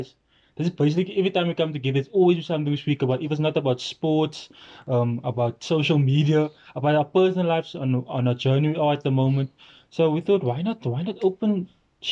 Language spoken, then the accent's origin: English; Cape Town, Western Cape, South Africa; also born or lived in Vredenburg, South Africa; I've grew up in East River all my life. Actually born in Vredenburg.